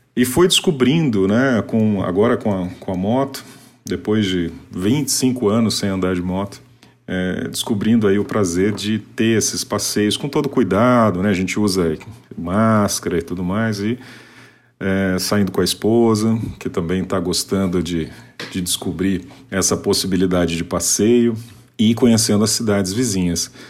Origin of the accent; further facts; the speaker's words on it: Paraná, Brazil; now in Sorocaba, Brazil; sou paranaense, atualmente morando no interior de São Paulo, na cidade de Sorocaba